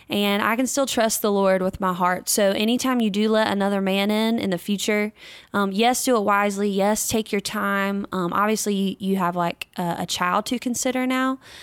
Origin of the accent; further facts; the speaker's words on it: North Carolina, United States; my home state of North Carolina